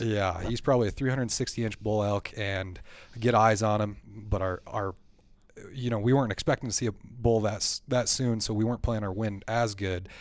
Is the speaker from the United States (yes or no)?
yes; Black Hills, South Dakota, United States; I grew up here in the Black Hills area. I've lived here my whole life